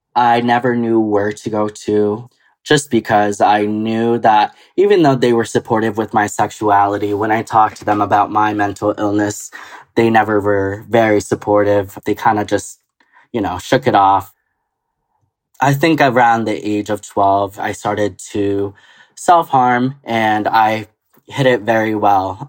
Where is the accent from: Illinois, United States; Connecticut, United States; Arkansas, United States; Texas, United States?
Connecticut, United States; also born or lived in Costa Rica / upstate New York; now in New York, United States; I used to live with my mom in Costa Rica. My mom met my stepdad, who I call dad, and uh, he moved us to Connecticut when I was around the age of five